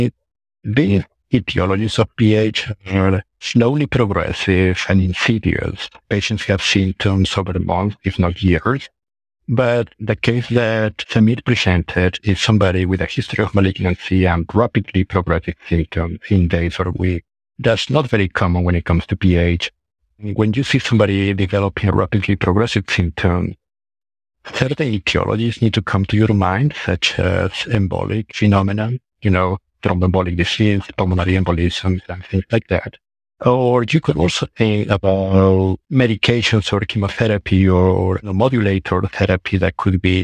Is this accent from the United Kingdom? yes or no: no; Peru; moved away as an adult; also born or lived in Arizona, United States / Oklahoma, United States / Stanford, United States; now in Oklahoma City, United States; I'm from Peru. I did med school in Peru, Universidad Peruana Cayetano Heredia. Then I moved to the United States to do my medical training.